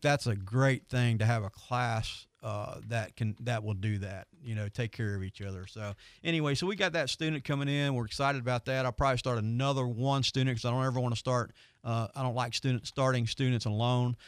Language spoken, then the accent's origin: English; Pensacola, Florida, United States; I am from Pensacola